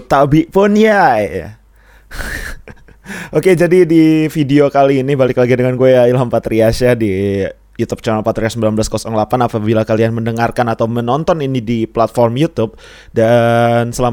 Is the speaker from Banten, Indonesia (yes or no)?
no; Lampung, Indonesia; iya gue orang Lampung asli Lampung dan tinggal di sini besar apa namanya dari kecil di sini gitu